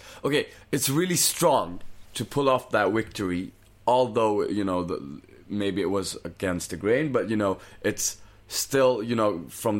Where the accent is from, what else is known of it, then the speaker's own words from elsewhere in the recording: Brazil; I'm from Brazil.